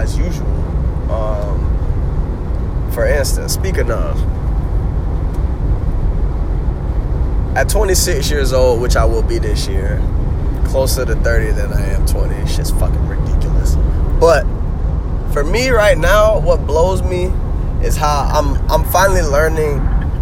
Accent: Jacksonville, Florida, United States; my people are originally from New York, but I was born and raised in Duval County

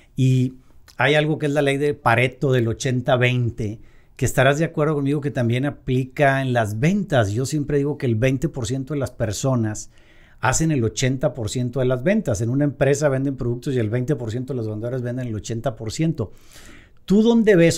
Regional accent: Mexico; aquí en México

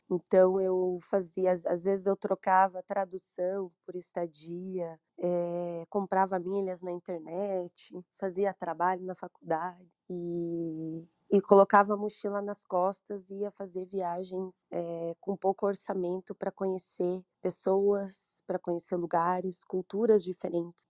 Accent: Brazil; Sou brasileira

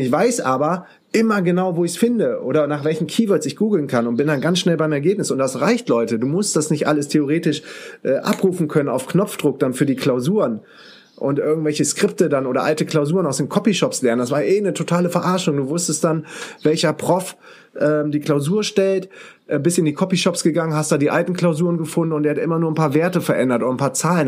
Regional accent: Düsseldorf, North Rhine-Westphalia, Germany; moved away as an adult; now in Münster, Germany; als Düsseldorfer

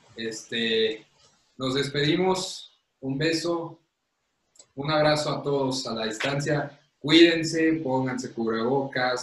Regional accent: Mexico

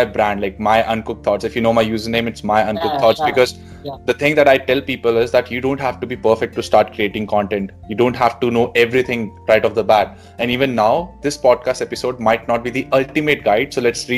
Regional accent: Delhi, India; moved away as an adult; now in Sydney, Australia; And I was born and raised in Delhi. I did my schooling there

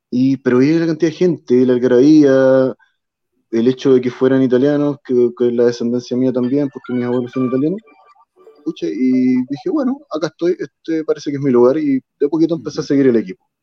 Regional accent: Río Bueno, Los Ríos, Chile; also born or lived in Valparaíso / Pichilemu / Bucalemu / Puente Alto; yo he vivido en varias partes de Chile. Eh, yo soy originario de Río Bueno, de la novena región. Pero, pucha, he estado viviendo en Valparaíso, en Pichilemu, en Bucalemu y ahora acá.

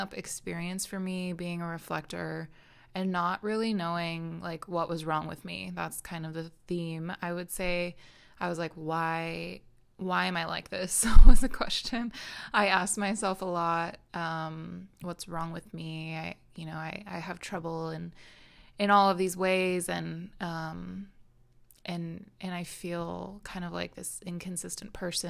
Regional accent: Minnesota, United States; born there; I was born in Minnesota. I've lived all over the world since then.

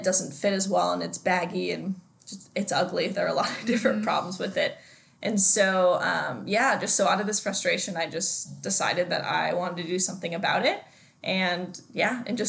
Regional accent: Denver, Colorado, United States; now in Bend, United States; I'm from Denver, Colorado.

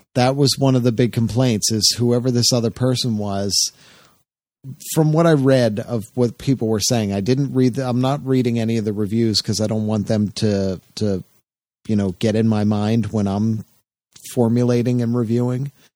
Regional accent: New Jersey, United States; moved away; I grew up in South Jersey

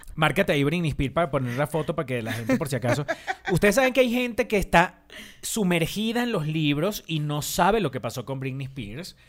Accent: Barrancas, Barinas, Venezuela; yo soy de Barrancas

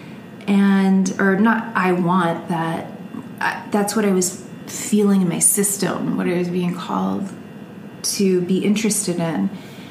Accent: Sugar Land, Texas, United States; also born or lived in Kentucky; I grew up in Texas, and after Kentucky, I ended up in Texas

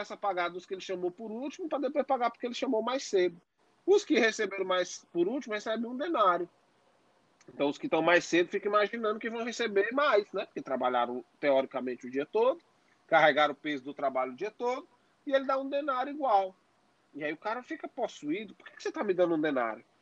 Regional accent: Northeast Region, Brazil; especialmente nós que temos ascendência nordestina, somos nordestinos, né

